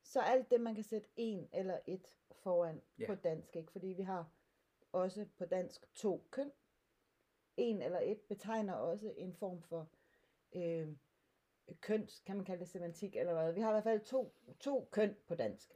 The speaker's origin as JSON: {"language": "Danish", "area": "Sønder Stenderup", "region": "Southern Denmark", "country": "Denmark", "said": "jeg kommer fra Sønder Stenop, der ligger lidt syd for Kolding, på grænsen mellem øh, Sønderjylland og Midtjylland"}